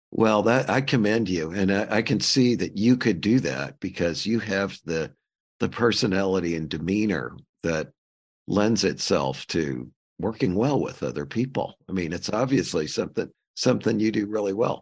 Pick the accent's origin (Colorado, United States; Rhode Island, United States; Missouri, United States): Missouri, United States; St. Louis; I grew up in Saint Louis